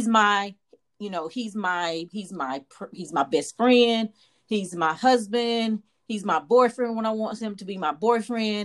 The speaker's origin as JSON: {"language": "English", "town": "Warsaw", "region": "North Carolina", "country": "United States", "tie": "born or raised there", "also_born_or_lived": "Texas", "moved": "as an adult", "said": "I am from North Carolina, from a small town. Small town, Warsaw. Lived in Warsaw all my life"}